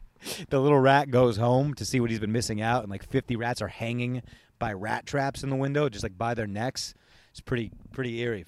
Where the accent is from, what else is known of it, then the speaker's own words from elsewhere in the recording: California, United States; moved away as an adult; also born or lived in Virginia; we grew up in California.